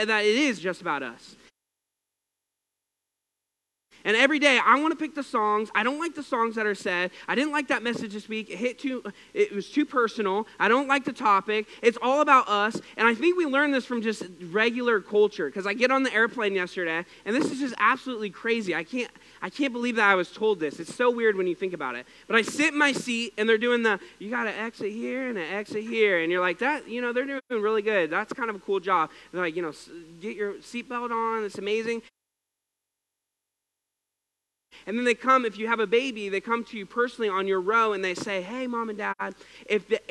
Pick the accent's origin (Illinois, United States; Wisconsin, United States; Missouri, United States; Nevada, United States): Missouri, United States; We're from Missouri